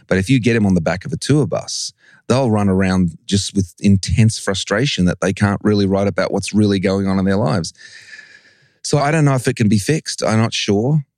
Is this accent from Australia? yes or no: yes; Australia; also born or lived in England; I was born in England. My parents took me to Australia when I was seven.